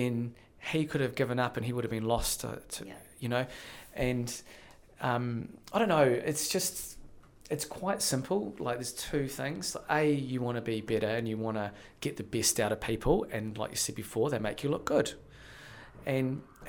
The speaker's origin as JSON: {"language": "English", "country": "New Zealand", "also_born_or_lived": "Las Vegas, United States / London", "said": "we in New Zealand"}